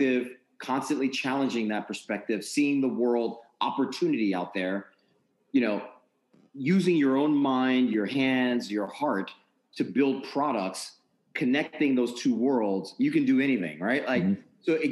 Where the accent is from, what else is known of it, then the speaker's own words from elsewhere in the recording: New York area, United States; moved away as an adult; now in Maryland, United States; I'm from the New York area.